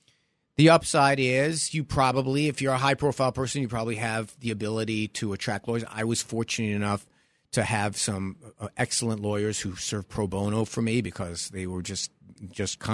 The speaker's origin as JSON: {"language": "English", "town": "New York City", "region": "New York", "country": "United States", "said": "That's the Brooklyn of me"}